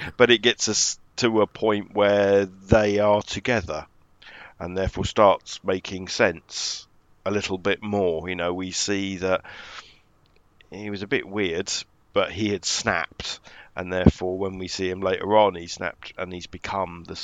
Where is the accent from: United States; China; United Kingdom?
United Kingdom; I, as British people